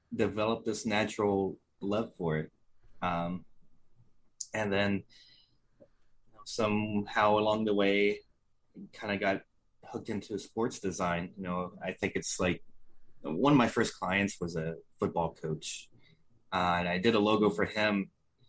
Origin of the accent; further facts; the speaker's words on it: Indiana, United States; moved away as an adult; also born or lived in Orlando, Florida / Columbus, Ohio; I was born in Indiana, spent the first 20 years of my life there